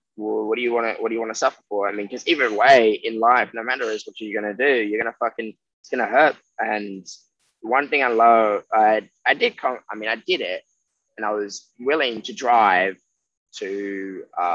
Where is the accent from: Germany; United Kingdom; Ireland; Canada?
United Kingdom; England; now in Australia; I'm from England.